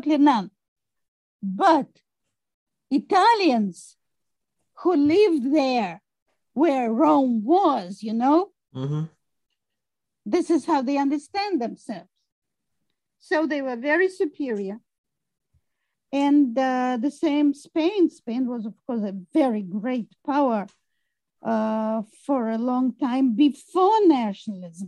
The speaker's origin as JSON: {"language": "English", "country": "Russia", "tie": "born or raised there", "moved": "as an adult", "lives_now": "United States", "said": "I was born in Russia. I grew up in Russia"}